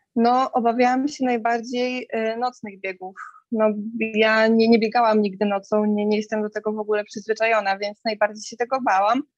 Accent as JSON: {"language": "Polish", "town": "Białystok", "region": "Podlaskie Voivodeship", "country": "Poland", "said": "w Białymstoku, jestem z Białego Stoku"}